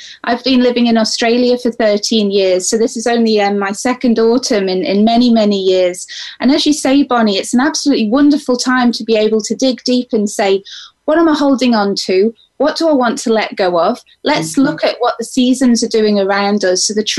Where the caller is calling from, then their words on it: Isle of Man; I'm actually calling from the Isle of Man, which is a really magical little island between Ireland and England.